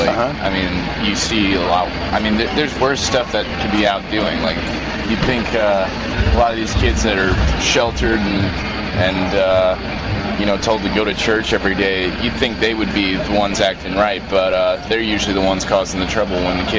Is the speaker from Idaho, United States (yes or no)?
no; Clarksville, Tennessee, United States; Clarksville, Tennessee.